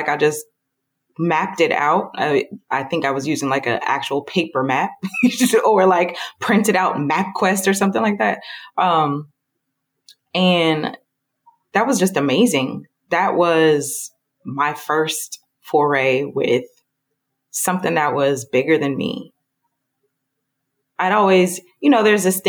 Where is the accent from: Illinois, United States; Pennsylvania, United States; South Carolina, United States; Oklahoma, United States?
Illinois, United States; Southern; moved away as an adult; also born or lived in Atlanta, Georgia; So I grew up in Southern Illinois in a town that you can only describe by referencing other larger cities.